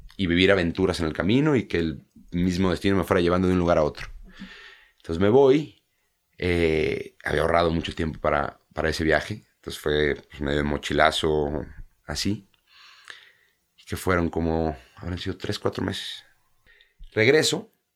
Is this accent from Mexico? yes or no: yes; Mexico; moved away as an adult; now in England; no soy un mexicano que, que se fue a vivir allá desde los 10 años, es diferente, ¿no? Porque los inicios son aquí